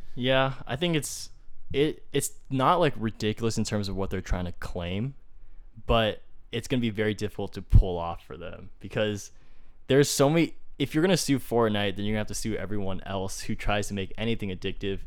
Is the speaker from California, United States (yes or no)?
yes; Fremont, California, United States; my hometown in Fremont